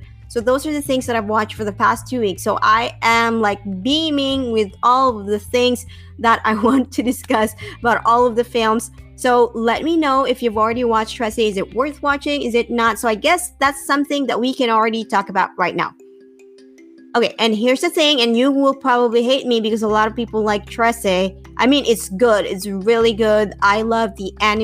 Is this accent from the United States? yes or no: no; Bacolod, Negros Occidental, Philippines; moved away; also born or lived in Manila; I grew up in Bacolod